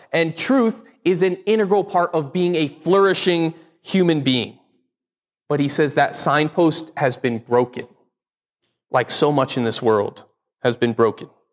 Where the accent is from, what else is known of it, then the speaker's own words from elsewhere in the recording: Connecticut, United States; moved away; I grew up in Connecticut, one of the original